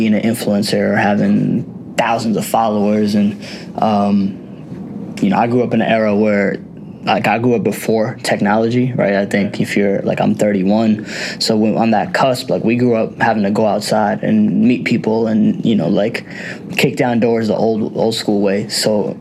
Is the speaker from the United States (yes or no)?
yes; United States; I was conceived in India and I was born here